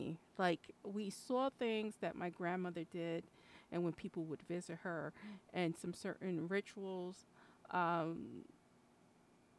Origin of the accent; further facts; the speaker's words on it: New York, United States; I'm Puerto Rican from New York